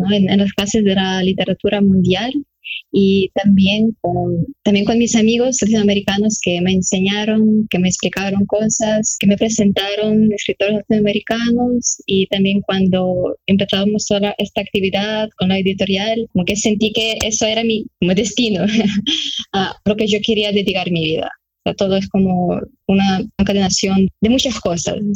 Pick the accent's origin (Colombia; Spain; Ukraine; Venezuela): Ukraine; Spanish is a second language; yo vengo de Ucrania, soy ucraniana 100% y yo empecé a aprender español cuando me ingresé a, la universidad